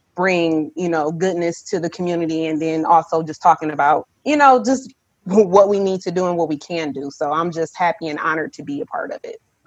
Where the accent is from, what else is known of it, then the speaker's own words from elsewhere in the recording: Milwaukee, Wisconsin, United States; born and raised in Milwaukee